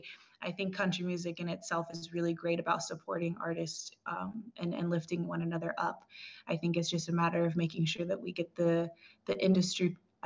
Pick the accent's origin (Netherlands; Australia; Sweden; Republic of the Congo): Republic of the Congo; Brazzaville; born there; also born or lived in Cameroon; I was born in Brazzaville, Congo. So my mother is Congolese as well as my sister.